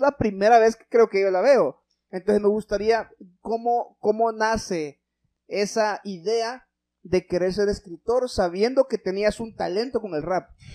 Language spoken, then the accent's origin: Spanish; Honduras; nosotros como hondureños